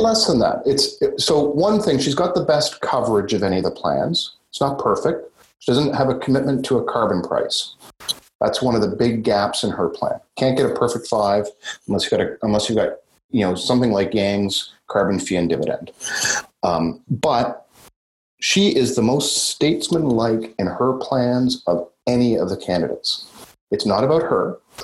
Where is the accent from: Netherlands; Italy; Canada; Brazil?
Canada; our Canadian conservatives